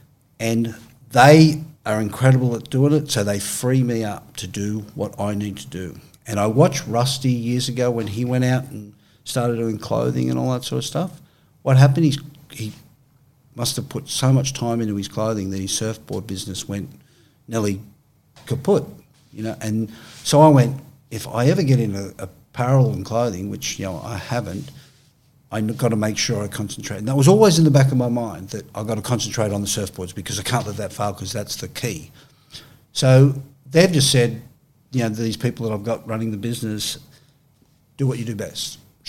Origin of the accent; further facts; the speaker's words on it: Australia; Yeah, I'm Australian.